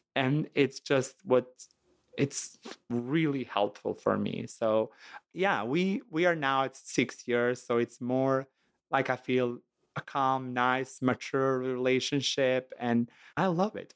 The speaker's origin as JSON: {"language": "English", "country": "Montenegro", "second_language": "English", "moved": "as an adult", "lives_now": "Chicago, United States", "said": "I'm from Montenegro"}